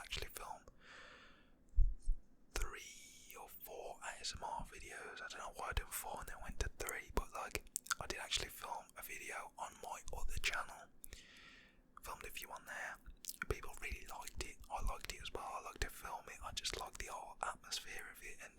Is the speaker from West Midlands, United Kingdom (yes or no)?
yes; West Midlands, United Kingdom; I am from England, Britain, the UK, from West Midlands